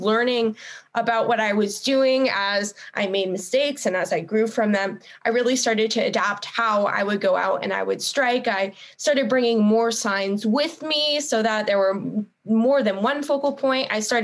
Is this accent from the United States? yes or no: yes; Northern California, United States; growing up in Northern California